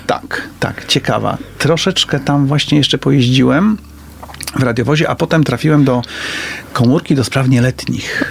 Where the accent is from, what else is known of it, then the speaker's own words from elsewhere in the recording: Poznań, Greater Poland, Poland; Wychowałem się tam